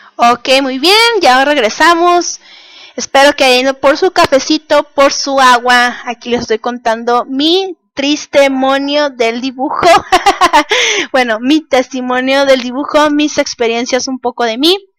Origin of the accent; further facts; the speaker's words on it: Mexicali, Baja California, Mexico; soy de Mexicali, Baja California